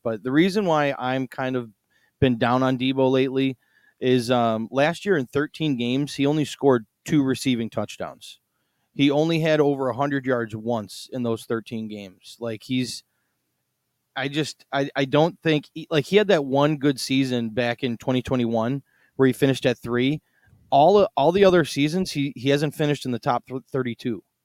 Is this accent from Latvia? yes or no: no; Chicago, Illinois, United States; I'm from Chicago